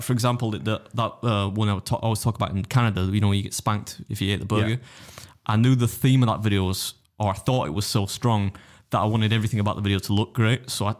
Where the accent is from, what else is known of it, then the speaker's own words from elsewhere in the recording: United Kingdom; As a British person